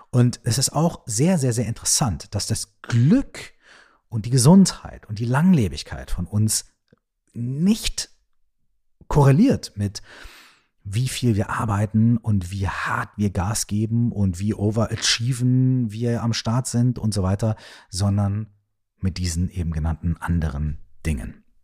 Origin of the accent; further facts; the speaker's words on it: Minden, North Rhine-Westphalia, Germany; ich wohne in, weiß ich nicht, Minden, ja, meiner Heimatstadt.